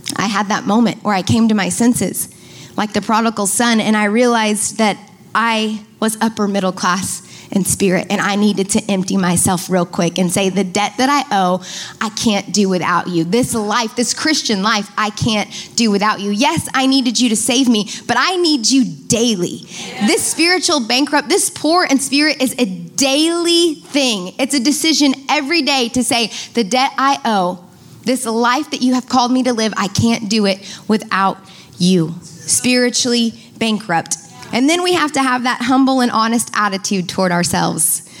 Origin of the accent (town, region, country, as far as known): United States